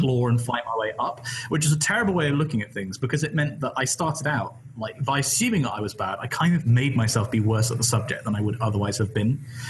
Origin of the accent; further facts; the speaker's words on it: West Country, South West England, United Kingdom; I'm from the West Country and English isn't like my first language.